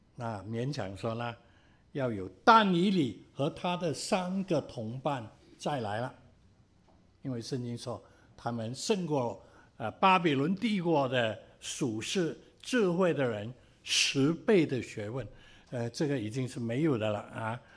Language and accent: Chinese; Cantonese people, Guangdong, China; 我们广东人有时说了